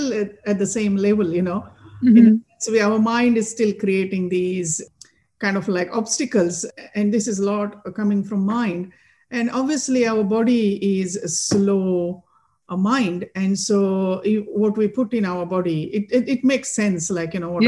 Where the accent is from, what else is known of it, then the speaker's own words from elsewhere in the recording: Maharashtra, India; moved away; I'm from Maharashtra